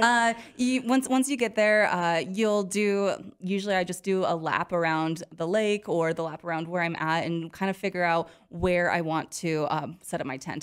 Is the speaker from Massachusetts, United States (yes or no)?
no; Montana, United States; now in Wyoming, United States; I grew up in Montana